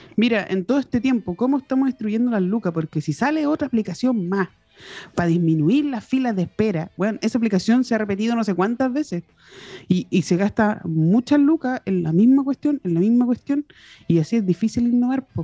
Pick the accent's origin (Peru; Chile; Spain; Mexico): Chile; como chilenos